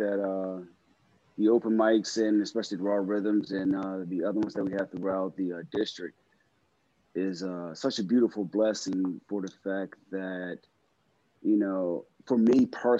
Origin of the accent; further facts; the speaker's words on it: Silver Spring, Maryland, United States; I'm from, born and raised in Silver Spring, Maryland, and that's in the DMV area